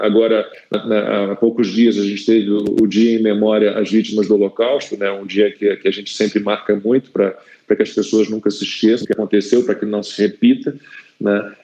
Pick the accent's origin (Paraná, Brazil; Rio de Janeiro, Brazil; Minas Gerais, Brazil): Rio de Janeiro, Brazil; moved away as an adult; now in São Paulo, Brazil; sou carioca, mas tô em São Paulo já há quase, nossa, dois anos